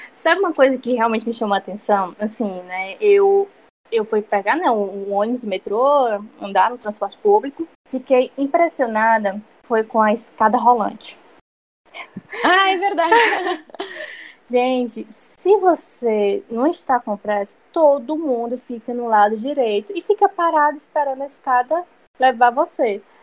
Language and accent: Portuguese; Ceará, Brazil; moved away as an adult; now in Canada; sou cearense, lá só tem verão todo tempo